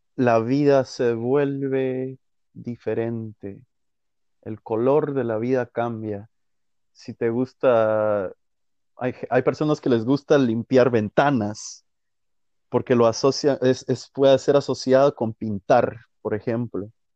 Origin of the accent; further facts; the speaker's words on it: Guatemala; moved away as an adult; yo no salí a buscar oportunidades, no salí a, a, crecer musicalmente de Guatemala